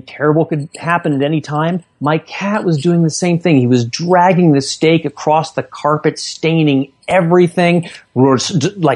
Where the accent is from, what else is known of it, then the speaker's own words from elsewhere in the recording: California, United States; the shiny suburb I was growing up in California